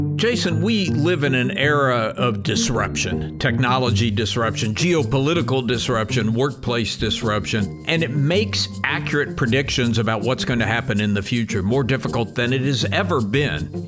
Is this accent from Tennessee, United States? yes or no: yes; Tennessee, United States; I grew up in Tennessee